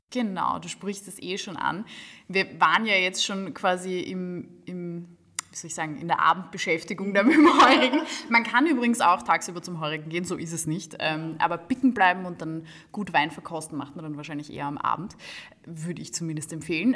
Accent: Gumpoldskirchen, Lower Austria, Austria; moved away as an adult; now in Vienna, Austria; ich habe dort 20 Jahre gelebt, bin dort habe dort meine Kindheit und Jugend verbracht und bin dann zum Studieren nach Wien gezogen

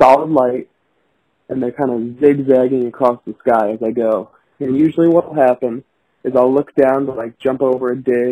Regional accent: Missouri, United States; I'm from Missouri. I live on a farm out here

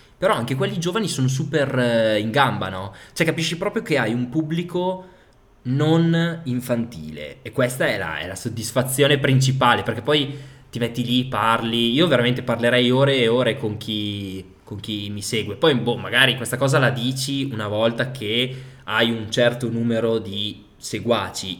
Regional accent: Piacenza, Emilia-Romagna, Italy; also born or lived in Parma; sono di Piacenza

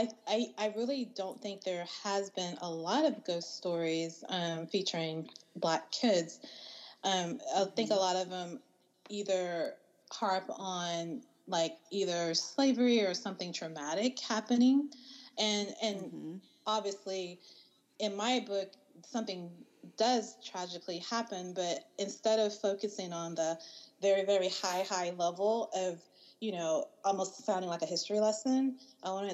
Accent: the South, United States; me and India, we're both from the South

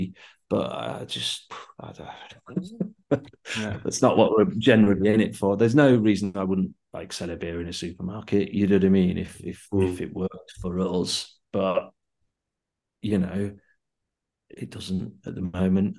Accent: Yorkshire and the Humber, United Kingdom; also born or lived in Leeds; I'm from, you know, from Yorkshire

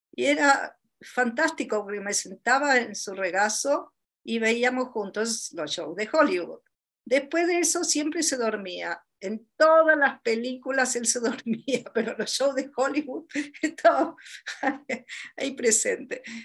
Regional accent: Buenos Aires, Argentina; moved away; also born or lived in Chile; En Argentina, bueno, en Buenos Aires, donde yo nací

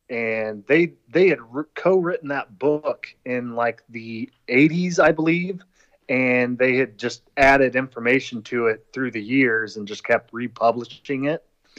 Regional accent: Kansas, United States; I mean, Dave and I came from Kansas, so like we were technically only a state away

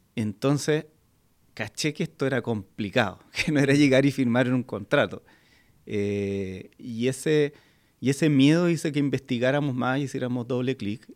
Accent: Chile; como chilenos

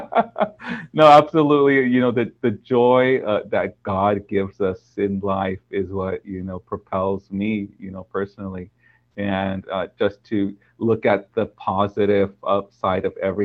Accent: Orange County, California, United States; I was born on in Orange County.

